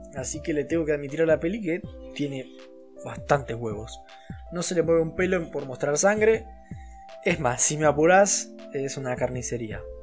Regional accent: Argentina

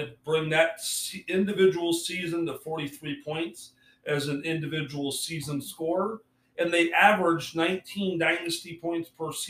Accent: Michigan, United States; So I grew up in Michigan

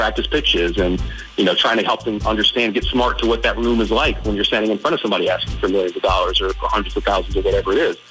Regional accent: Detroit, Michigan, United States; also born or lived in Chicago / Boston / Atlanta; now in Richmond, United States; I grew up in Detroit. I moved here from Chicago. I lived in Boston. I've lived in Atlanta

